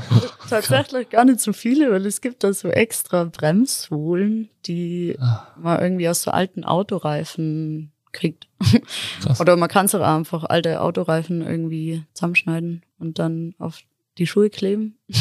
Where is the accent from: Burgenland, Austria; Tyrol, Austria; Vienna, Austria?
Tyrol, Austria; Innsbruck; ich bin ursprünglich aus Innsbruck